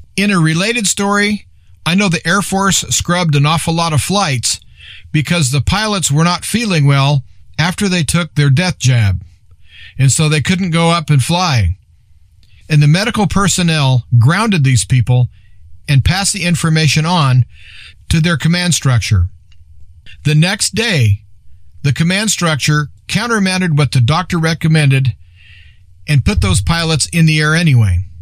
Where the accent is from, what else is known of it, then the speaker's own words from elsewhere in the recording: Nebraska, United States; I'm from Nebraska